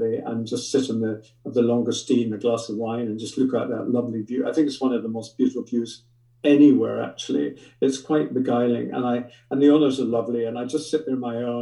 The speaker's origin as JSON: {"language": "English", "region": "Scotland", "country": "United Kingdom", "tie": "born or raised there", "moved": "yes", "said": "I grew up in Scotland and I love Scotland"}